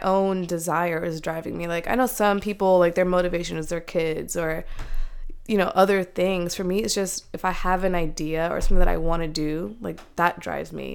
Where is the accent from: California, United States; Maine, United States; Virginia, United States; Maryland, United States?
Maryland, United States; Silver Spring; moved away as an adult; now in Ohio, United States; they had us here, and we were born and raised in Maryland